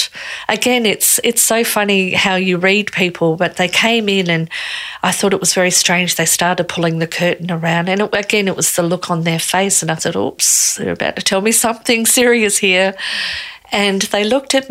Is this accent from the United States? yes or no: no; Australia; I'm Australian.